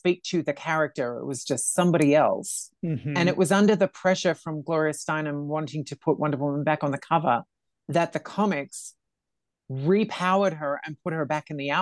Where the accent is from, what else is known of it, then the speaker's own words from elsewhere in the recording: Australia; I'm Australian.